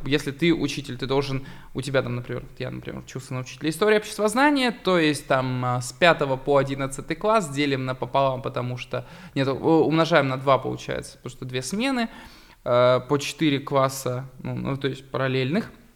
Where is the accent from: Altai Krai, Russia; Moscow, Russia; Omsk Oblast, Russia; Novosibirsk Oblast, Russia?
Altai Krai, Russia; Barnaul; Я просто пацан из Барнаула, который выращен в самом Гопнинском районе